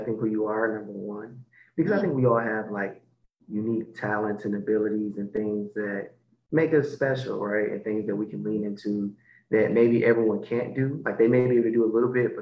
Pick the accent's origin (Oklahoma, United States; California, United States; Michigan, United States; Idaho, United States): Michigan, United States; Detroit; So I am originally from Detroit, Michigan.